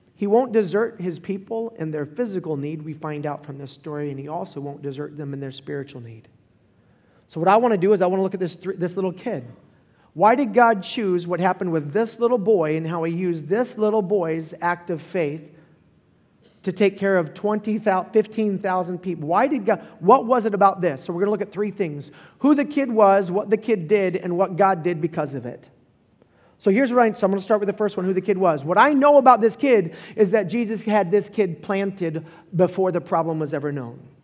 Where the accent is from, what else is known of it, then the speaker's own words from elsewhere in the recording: Holly Hill, Florida, United States; I was born and raised in Florida